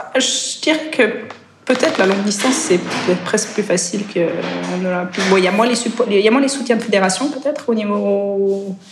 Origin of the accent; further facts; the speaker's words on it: Switzerland; also born or lived in France / Spain; je suis suisse, enfin, je suis suisse-britannique, donc j'ai grandi en Suisse, mes deux parents sont anglais.